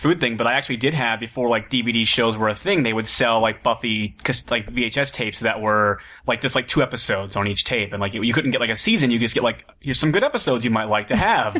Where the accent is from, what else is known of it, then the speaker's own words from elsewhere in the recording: Columbus, Ohio, United States; now in Los Angeles, United States; I'm from Columbus as well.